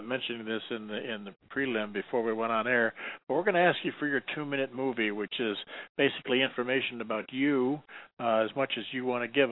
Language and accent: English; Detroit, Michigan, United States; I'm born and raised in Detroit